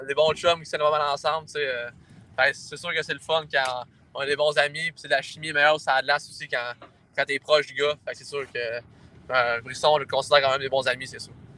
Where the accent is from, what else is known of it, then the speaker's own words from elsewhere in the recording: Val-d'Or, Quebec, Canada; je viens de Val d'Or.